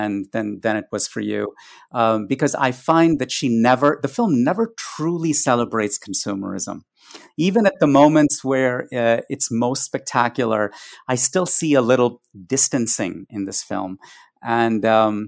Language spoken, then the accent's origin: English; India; growing up in India